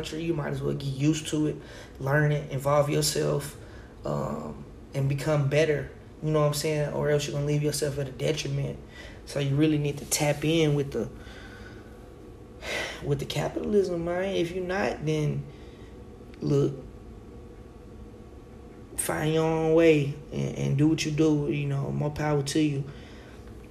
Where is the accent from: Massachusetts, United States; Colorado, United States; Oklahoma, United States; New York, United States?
Oklahoma, United States; growing up in Oklahoma around mostly white people